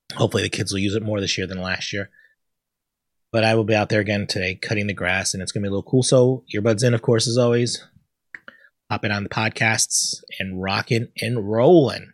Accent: Connecticut, United States; I'm from Connecticut, not from the South

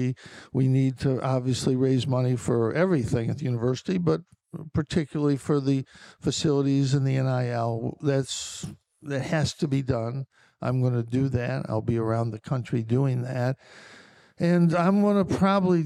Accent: Lyons, New York, United States; moved away as an adult; also born or lived in Syracuse; I'm from Lyons. It's an hour away

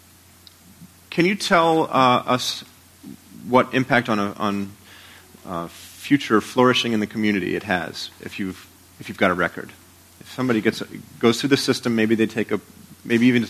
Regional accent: Portland, Maine, United States; now in Rochester, United States; In my hometown of Portland, Maine

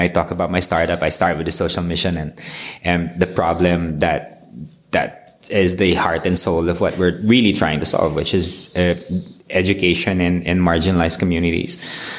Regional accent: Philippines; I'm from the Philippines

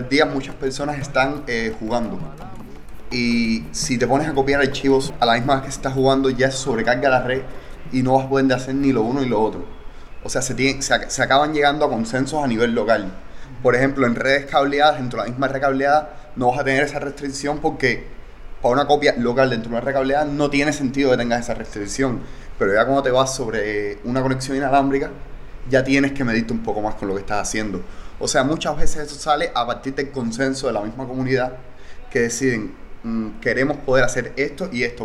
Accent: Cuba; soy cubano

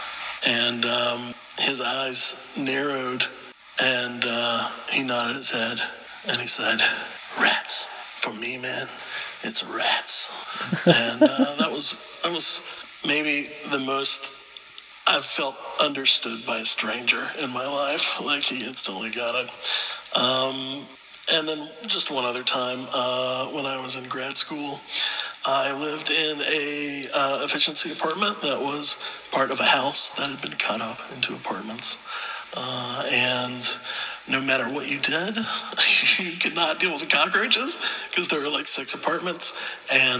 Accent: Gulf Coast, Alabama, United States; growing up in Alabama, on the Gulf Coast, very swampy, lots of cockroaches everywhere

